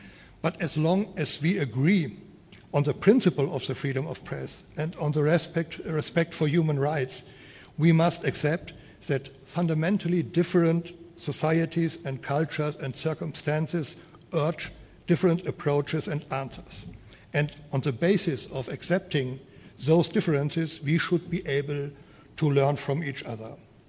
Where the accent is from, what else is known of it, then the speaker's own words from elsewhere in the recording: Germany; moved away as an adult; now in Singapore; I came from Germany with my beautiful wife, Anja, and our daughter, Benediktina, only in August.